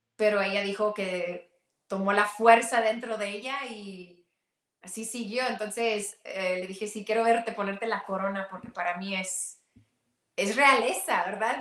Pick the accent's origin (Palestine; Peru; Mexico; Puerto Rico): Mexico; siendo mexicana y siendo eh, indígena del norte, eh, mi mamá es pueblo